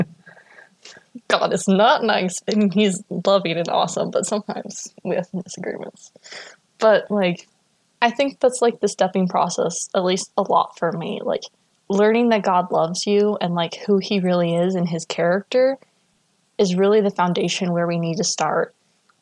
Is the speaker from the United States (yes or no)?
yes; Idaho, United States; I grew up in Idaho